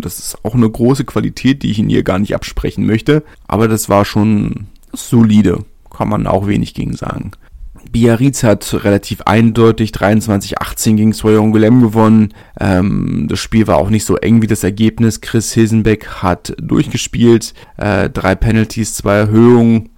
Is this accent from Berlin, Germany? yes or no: yes; Berlin, Germany; ich komme aus Lichterfelder, meine Urgroßeltern kommen schon aus Lichterfelder